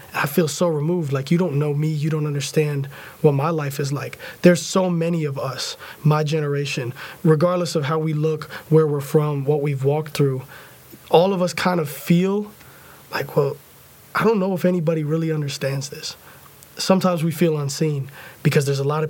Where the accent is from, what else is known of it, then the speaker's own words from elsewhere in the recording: Tampa, Florida, United States; moved away as an adult; now in Nashville, United States; I grew up in Tampa